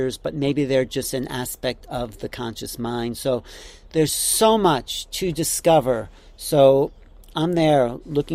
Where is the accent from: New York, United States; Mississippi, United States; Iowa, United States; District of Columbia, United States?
New York, United States; Wantagh; I grew up in Wanto